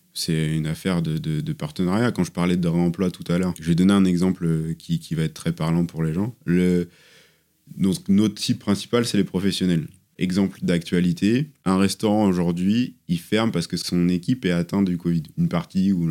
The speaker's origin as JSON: {"language": "French", "area": "southern Sarthe", "region": "Pays de la Loire", "country": "France", "tie": "born or raised there", "also_born_or_lived": "Le Mans", "said": "moi je suis né au Mans, j'ai grandi dans le sud Sarthe"}